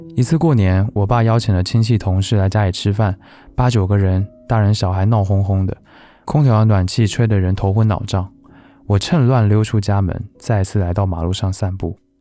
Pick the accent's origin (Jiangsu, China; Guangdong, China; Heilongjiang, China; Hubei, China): Jiangsu, China; Kunshan; moved away; also born or lived in Shanghai / Beijing; 我从小学五年级开始在苏州的昆山生活读书